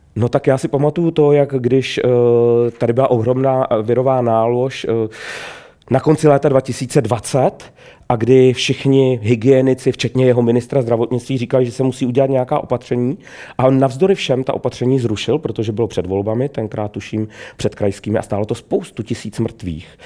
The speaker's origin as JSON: {"language": "Czech", "town": "Trutnov", "region": "Hradec Králové Region", "country": "Czechia", "said": "Já sám pocházím z venkova, z pohraničí"}